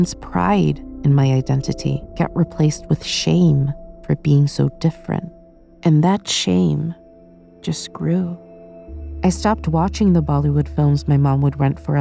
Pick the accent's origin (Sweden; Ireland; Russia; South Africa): Sweden; moved away as an adult; now in United Kingdom; I grew up in Sweden